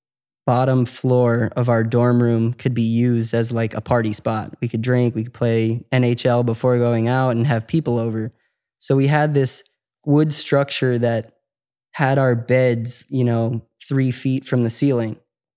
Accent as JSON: {"language": "English", "town": "Chicago", "region": "Illinois", "country": "United States", "tie": "born or raised there", "said": "Chicago, okay. Suburbs."}